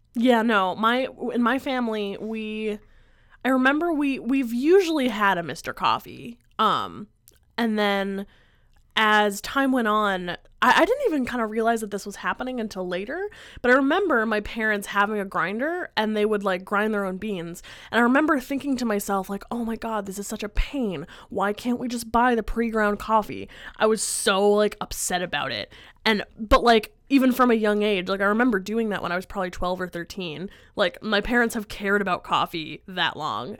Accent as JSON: {"language": "English", "region": "Pennsylvania", "country": "United States", "moved": "yes", "said": "I'm from Pennsylvania"}